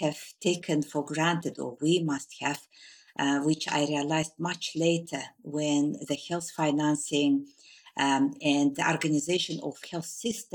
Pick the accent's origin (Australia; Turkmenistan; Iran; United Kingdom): Turkmenistan; moved away as an adult; I was born in Turkmenistan in a district which was nearing Uzbekistan